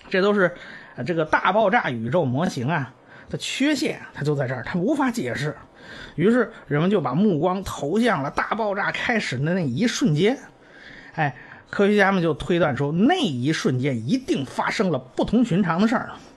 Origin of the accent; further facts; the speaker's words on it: China; 我们中国人